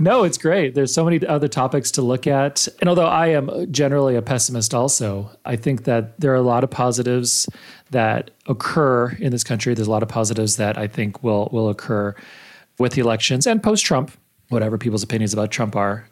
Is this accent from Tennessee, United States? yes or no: no; El Paso, Texas, United States; I grew up in El Paso, Texas, which is now about eighty-five percent Hispanic.